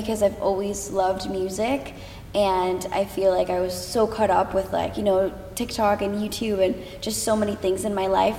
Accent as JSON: {"language": "English", "region": "Connecticut", "country": "United States", "lives_now": "Los Angeles, United States", "said": "I'm from Connecticut."}